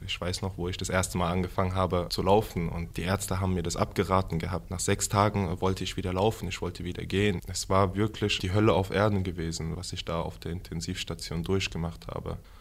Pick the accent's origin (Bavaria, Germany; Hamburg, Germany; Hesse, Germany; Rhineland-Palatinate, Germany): Hesse, Germany; Hanau; Ich bin hier in Hanau geboren am 1.9.1996.